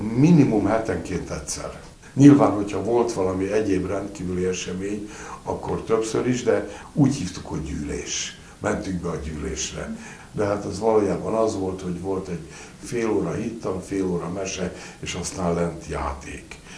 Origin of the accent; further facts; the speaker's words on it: Budapest, Hungary; Nyolc éves voltam, kőbányai gyerek vagyok, és ott, ahol laktunk